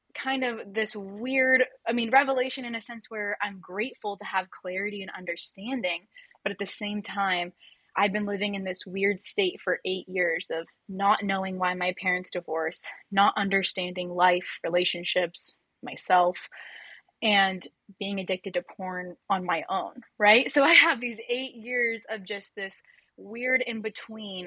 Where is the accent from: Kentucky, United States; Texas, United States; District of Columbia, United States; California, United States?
California, United States; Orange County; I grew up in Orange County, California